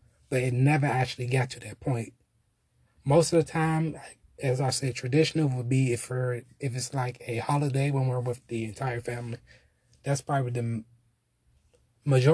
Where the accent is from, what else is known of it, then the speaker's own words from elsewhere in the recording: Washington, District of Columbia, United States; I am from Northwest Washington, D.C.